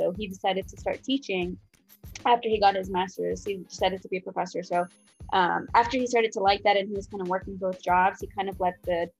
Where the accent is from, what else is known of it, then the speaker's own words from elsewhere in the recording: Dubai, United Arab Emirates; And so when I told people I came from Dubai, the automatic assumption was I am an Emirati.